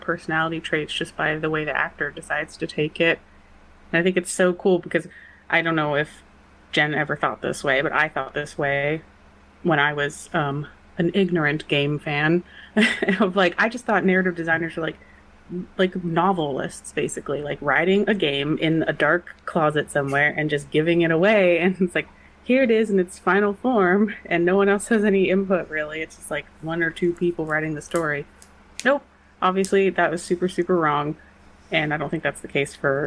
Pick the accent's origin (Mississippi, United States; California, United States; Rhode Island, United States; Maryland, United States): California, United States; Los Angeles; I grew up in Los Angeles